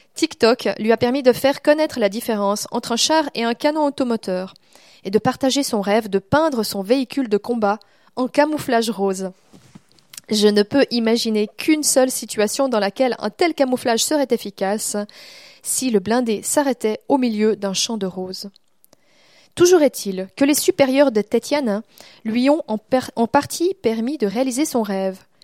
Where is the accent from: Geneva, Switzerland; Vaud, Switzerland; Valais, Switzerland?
Vaud, Switzerland; also born or lived in Montreal; j'ai grandi dans le Gros de vaux